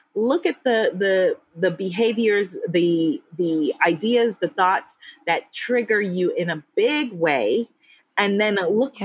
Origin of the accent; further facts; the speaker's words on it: United States; moved away as an adult; me, as the American